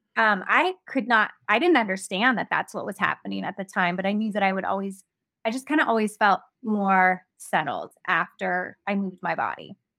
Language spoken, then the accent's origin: English; Ventura, California, United States; lived in my hometown of Ventura